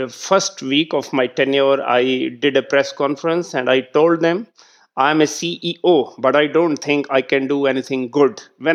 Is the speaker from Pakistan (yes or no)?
yes; Pakistan; I was the district head of my hometown